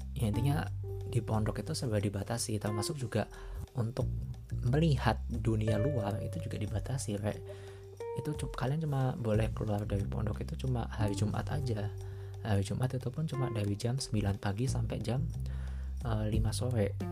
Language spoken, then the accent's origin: Indonesian; Malang, East Java, Indonesia; also born or lived in Purwokerto, Central Java; aku uh, dulu di Purwokerto terus pindah ke Malang